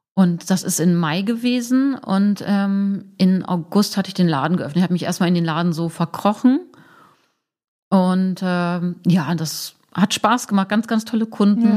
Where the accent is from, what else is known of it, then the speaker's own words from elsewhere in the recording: Braunschweig, Lower Saxony, Germany; moved away as an adult; now in Hamburg, Germany; ich komme aus Braunschweig, Braunschweig-Wolfsburg ist sehr nah